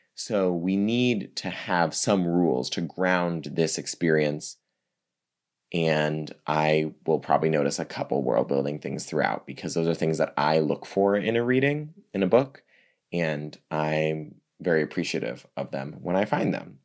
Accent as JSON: {"language": "English", "region": "East Coast", "country": "United States", "also_born_or_lived": "New York City", "moved": "yes", "said": "I'm from the East Coast originally"}